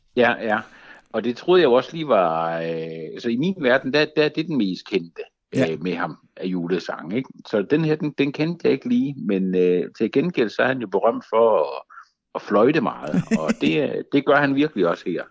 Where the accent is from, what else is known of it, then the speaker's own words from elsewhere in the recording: Funen, Southern Denmark, Denmark; moved away; also born or lived in Zealand; jeg var fra Fyn oprindeligt